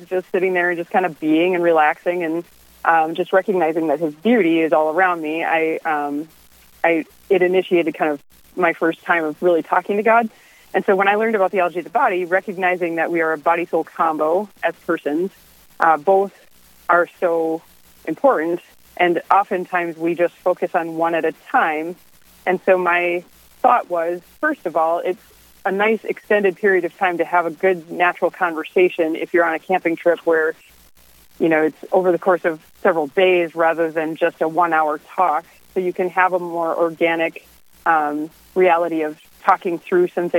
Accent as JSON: {"language": "English", "town": "Minneapolis", "region": "Minnesota", "country": "United States", "said": "I am from Minnesota, Minneapolis"}